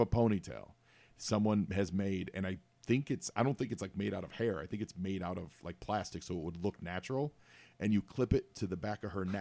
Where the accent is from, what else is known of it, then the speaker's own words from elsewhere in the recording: Chicago, Illinois, United States; I'm from Chicago and I'm a huge Bears fan.